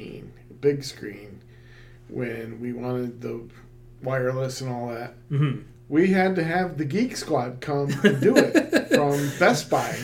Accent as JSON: {"language": "English", "town": "Rochester", "region": "New York", "country": "United States", "tie": "born or raised there", "said": "growing up in the Rochester area."}